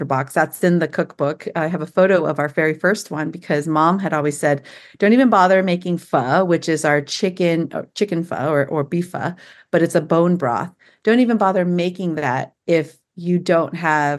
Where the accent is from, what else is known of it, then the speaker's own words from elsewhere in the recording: San Jose, California, United States; moved away as an adult; also born or lived in Walnut Creek, California; now in Tennessee, United States; my husband and I both born and raised in Silicon Valley, San Jose